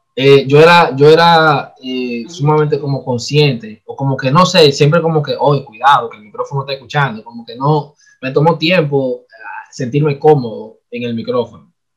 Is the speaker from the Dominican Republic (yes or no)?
yes; Dominican Republic; nosotros somos dominicanos